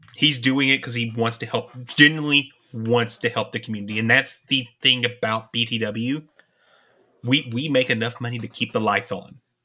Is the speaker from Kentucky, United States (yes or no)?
yes; East Kentucky, United States; We're from Kentucky